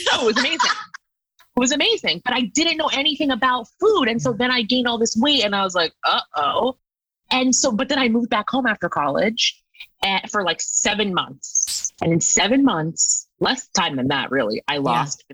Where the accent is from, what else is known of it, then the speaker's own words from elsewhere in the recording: United States; I grew up on the East Coast in like a suburb outside of New York City, like 40 miles